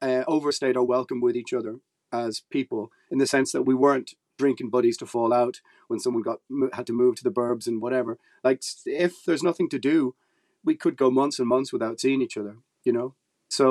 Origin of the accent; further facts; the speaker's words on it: Ireland; being Irish